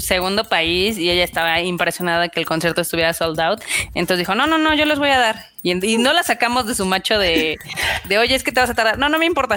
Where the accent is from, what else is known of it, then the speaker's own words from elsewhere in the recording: State of Mexico, Mexico; Yo también soy del Establo de México